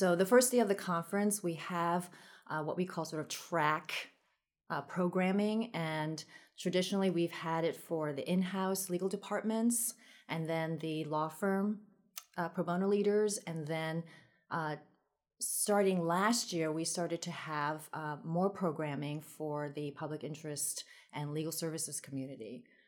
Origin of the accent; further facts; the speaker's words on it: Queens, New York, United States; And I grew up in Queens, so people say, why don't you have a Queens accent? I think it's because, you know, I had a dual language growing up, so spoke Taiwanese at home and then English outside.